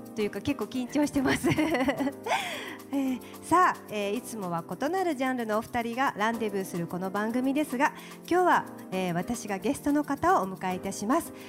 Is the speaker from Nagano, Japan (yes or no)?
no; Fukuoka, Japan; 私と同じ福岡県生まれ